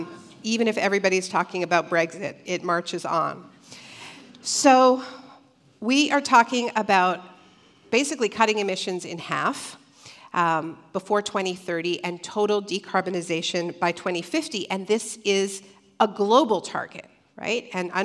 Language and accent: English; Canada; I am Canadian originally, and my Prime Minister, Justin Trudeau, who may or may not be reelected on Monday, positioned himself as a major climate leader.